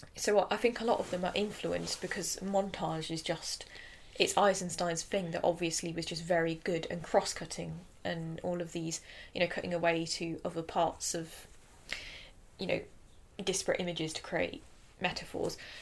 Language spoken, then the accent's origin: English; England, United Kingdom; we are English